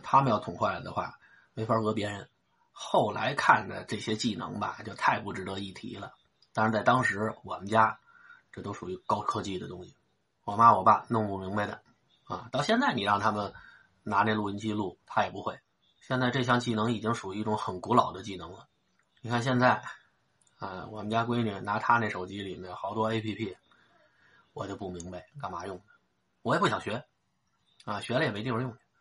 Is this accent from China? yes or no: yes; Xicheng, Beijing, China; 打小都是在西城长大的